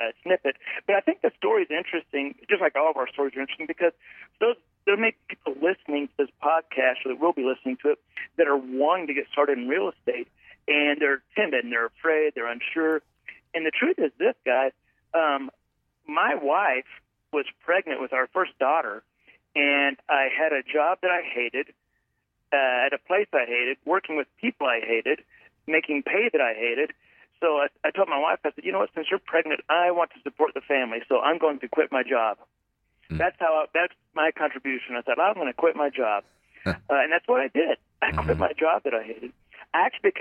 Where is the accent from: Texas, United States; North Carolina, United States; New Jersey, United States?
Texas, United States; Fort Worth; I grew up around the Fort Worth area, mm-hmm. and I lived here